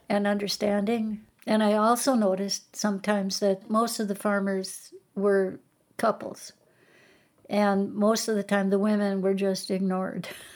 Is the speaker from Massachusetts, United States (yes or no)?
no; Garrison, North Dakota, United States; also born or lived in New York / Washington, D.C. / Connecticut; my hometown was Garrison, um, oh, so it was right really nearby where I grew up, and I remember seeing the water come up as a kid